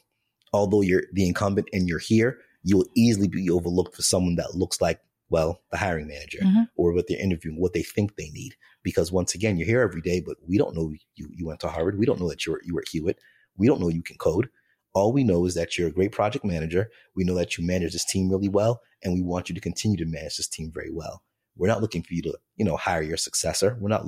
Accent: Jamaica; the day before an interview, I'm Jamaican. So the Jamaican in me is like, I'm wearing this plaid suit.

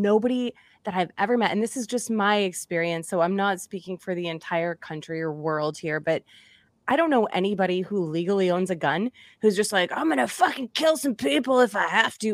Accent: Massachusetts, United States; moved away; also born or lived in Indiana; I'm from Massachusetts, so I'm, I'm from the East Coast as well.

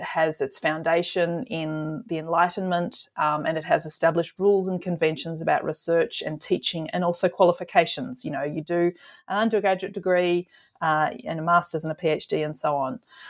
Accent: Australia; I'm an Australian historian working in Australia with Australian material

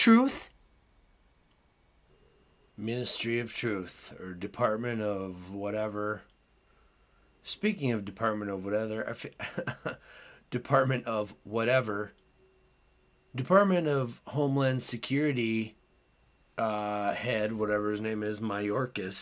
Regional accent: United States; as an American

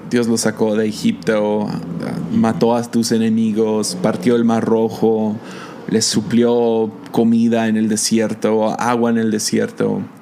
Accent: United States; now in Mazatlán, Mexico; Estamos mexicano viviendo en Estados Unidos, yo soy gringo

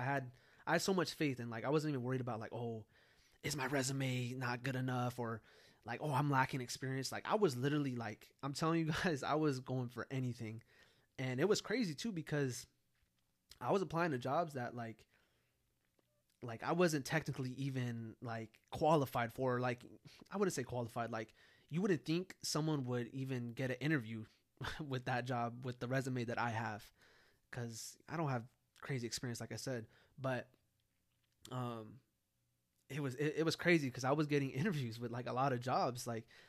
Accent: California, United States; now in San Antonio, United States; me moving from California to San Antonio

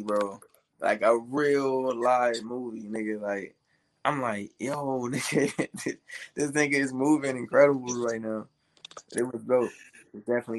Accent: Temple, Texas, United States; moved away; I'm from Texas, bro. I'm from Temple, Texas, like the city of Bell. Yeah, that's where I was born.

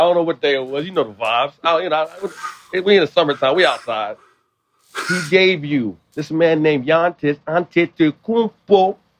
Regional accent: Liberia; I'm not Nigerian, I'm Liberian

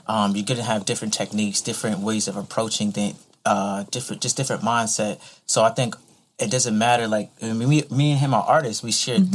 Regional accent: Virginia Beach, Virginia, United States; also born or lived in Pensacola, Florida; now in Savannah, United States; I was pretty much raised in um, Virginia Beach area

